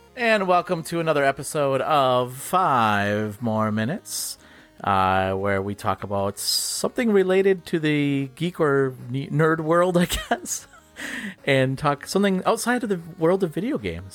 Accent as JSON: {"language": "English", "area": "Upper Peninsula", "region": "Michigan", "country": "United States", "tie": "born or raised there", "accent": "Yooper", "said": "people from my hometown"}